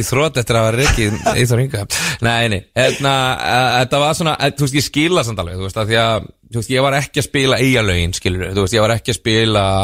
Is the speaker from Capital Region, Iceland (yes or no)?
no; Dalvík, Northeastern Region, Iceland; ég er frá Dalvík